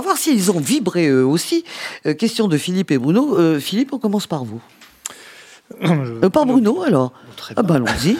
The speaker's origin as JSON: {"language": "French", "country": "France", "said": "en tant que bonne française"}